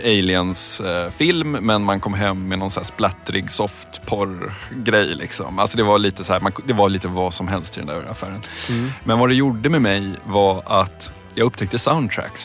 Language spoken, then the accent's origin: Swedish; Stockholm, Stockholm County, Sweden; jag växte upp i, i Midsommarkransen utanför Stockholm